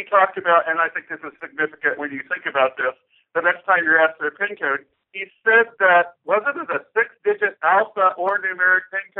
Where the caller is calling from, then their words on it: Kansas City, Missouri, United States; …, Kansas City, Missouri.